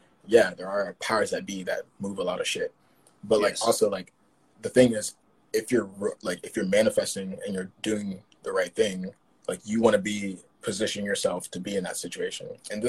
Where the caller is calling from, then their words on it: Paris, Île-de-France, France; I'm calling from Paris. We're on lockdown here.